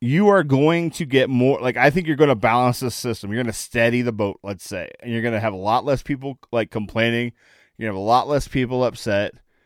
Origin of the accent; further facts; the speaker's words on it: Akron, Ohio, United States; I'm from Akron, Ohio